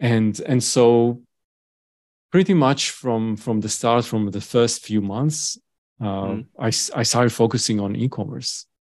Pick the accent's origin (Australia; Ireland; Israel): Israel; Tel Aviv, Tel Aviv District; moved away as an adult; Okay, so I grew up in Tel Aviv, Israel.